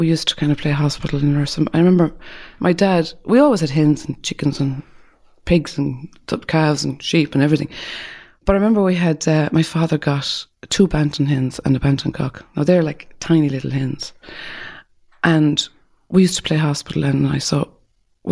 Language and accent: English; Bell Harbour, County Clare, Ireland; I grew up in Bell Harbour in County Clare